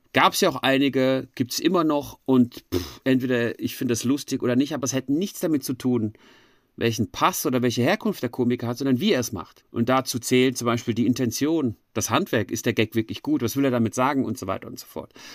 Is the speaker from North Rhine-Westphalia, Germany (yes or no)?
no; Frankfurt am Main, Hesse, Germany; moved away as an adult; now in Switzerland; in Frankfurt am Main gemacht, wo ich aufgewachsen bin.